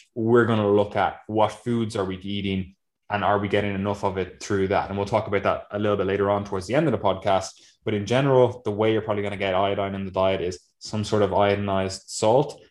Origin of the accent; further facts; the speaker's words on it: Ireland; we're Irish